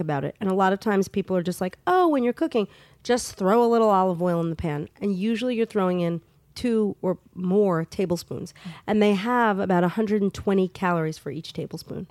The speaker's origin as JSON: {"language": "English", "region": "New York", "country": "United States", "said": "As a New Yorker"}